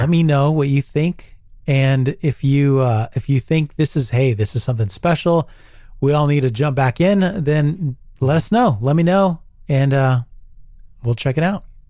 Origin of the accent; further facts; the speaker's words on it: United States; who I am as an American